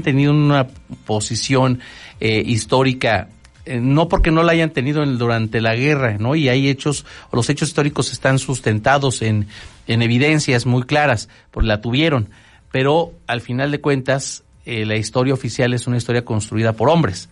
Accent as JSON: {"language": "Spanish", "country": "Mexico", "said": "así somos los mexicanos"}